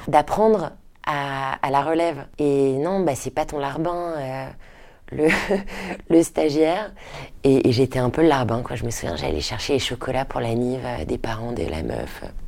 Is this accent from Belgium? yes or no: no; Paris, Île-de-France, France; also born or lived in Detroit, United States; J'ai grandi à Paris, ensuite mes parents sont rentrés à Paris quand je te dis j'avais à peu près 6